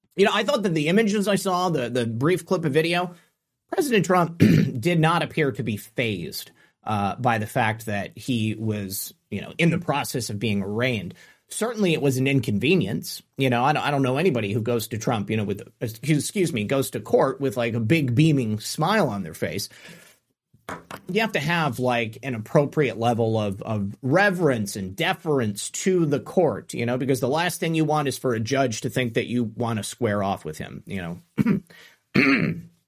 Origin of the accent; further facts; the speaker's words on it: United States; we as American citizens